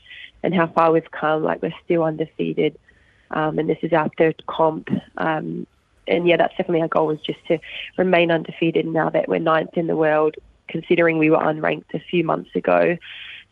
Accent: Logan, Queensland, Australia; I am from Brisbane, Queensland, Australia. I grew up in a suburb called Logan. Was born and raised there, still currently living there

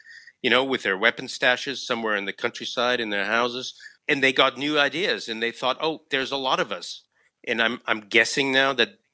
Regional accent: United States; now in Germany; I'm American and write for Bloomberg.

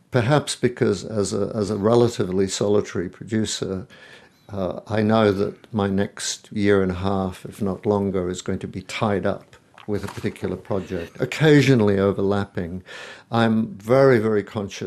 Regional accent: Spain; moved away; the people I grew up with are in Spain

